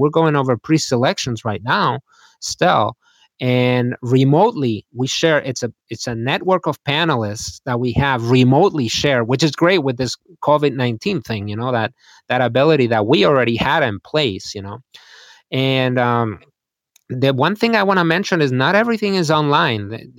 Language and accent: English; Spain; I mean, I grew up in Spain. Spain is where, if you will, spaghetti Westerns were filmed.